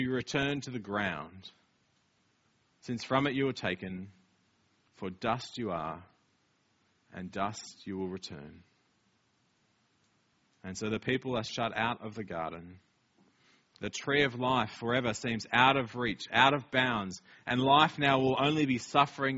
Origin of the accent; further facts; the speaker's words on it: Australia; now in Wellington, New Zealand; we're Australian